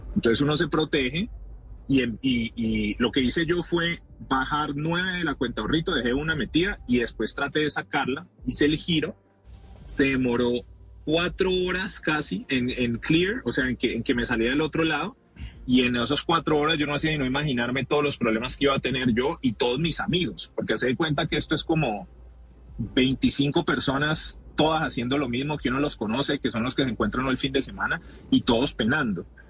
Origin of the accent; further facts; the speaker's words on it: Colombia; como latinoamericano